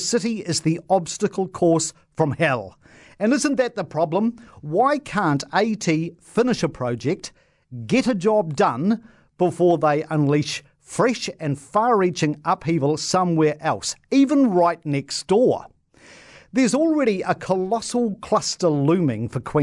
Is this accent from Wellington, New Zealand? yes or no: no; Christchurch, Canterbury, New Zealand; my hometown, right, Christchurch